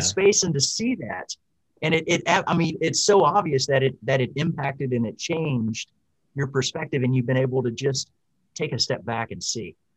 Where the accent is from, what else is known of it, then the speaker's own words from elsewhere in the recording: Houston, Texas, United States; I grew up in Houston.